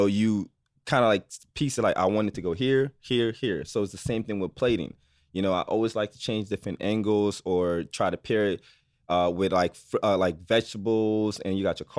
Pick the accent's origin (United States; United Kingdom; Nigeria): Nigeria; because I'm from Nigeria, obviously. So I try to use my culture.